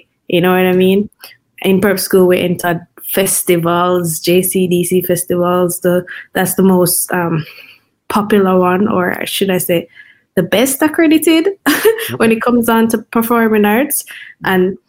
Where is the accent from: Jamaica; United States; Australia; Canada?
Jamaica; Kingston; I grew up in Kingston.